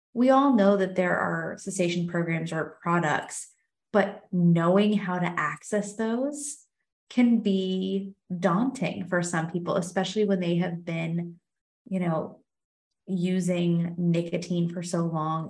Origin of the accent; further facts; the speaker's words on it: Monongalia County, West Virginia, United States; now in Virginia, United States; when we started high school in West Virginia, at least in Mon County, which is where I'm from